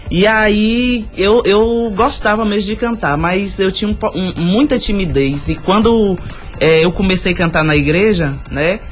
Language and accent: Portuguese; Bom Jesus da Lapa, Bahia, Brazil; eu sou nascida e criada na Nova Brasília